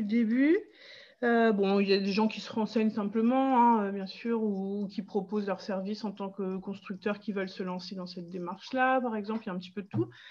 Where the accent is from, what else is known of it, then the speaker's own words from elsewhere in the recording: Pas-de-Calais, Hauts-de-France, France; now in Dunkirk, France; je suis originaire du Pas-de-Calais et je vis sur Dunkerque depuis une bonne vingtaine d'années maintenant.